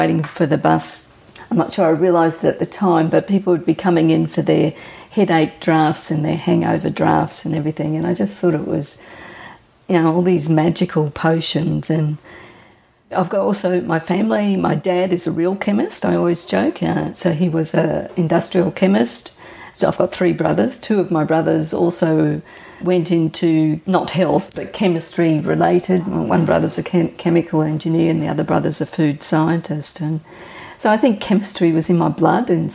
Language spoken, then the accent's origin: English; Brisbane, Queensland, Australia; I've lived in Brisbane all my life